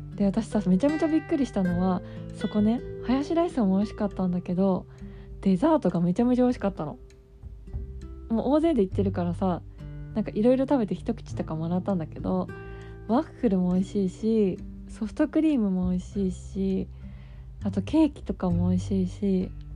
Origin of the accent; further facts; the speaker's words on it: Kanto, Japan; 私はさ関東で育って生まれて関東で育ってるから